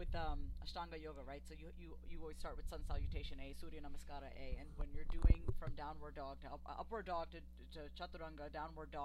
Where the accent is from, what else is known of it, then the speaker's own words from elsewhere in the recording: New York, United States; we were living in New York. I'm from New York